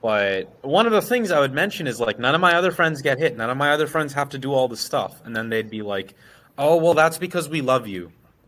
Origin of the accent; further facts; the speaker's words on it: United States; No, I grew up in the States.